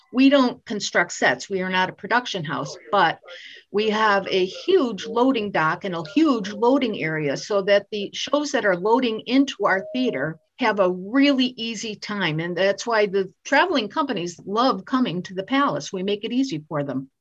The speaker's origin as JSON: {"language": "English", "town": "Waterbury", "region": "Connecticut", "country": "United States", "tie": "born or raised there", "said": "I I grew up in Waterbury"}